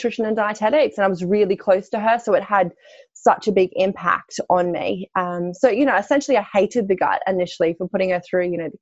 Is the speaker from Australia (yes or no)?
yes; Australia; moved away as an adult; now in London, United Kingdom; I am Australian, slightly. So I grew up actually on a farm in Australia